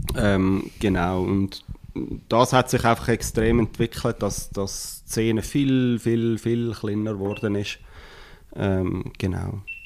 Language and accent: German; Switzerland; wir als Schweizer